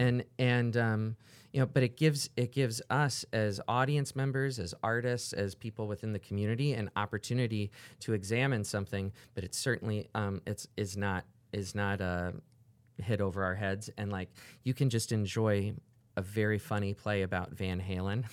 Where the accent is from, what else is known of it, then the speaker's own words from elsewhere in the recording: Orlando, Florida, United States; also born or lived in New York / Los Angeles / Chicago / New Orleans; now in Cedar Rapids, United States; I grew up in Orlando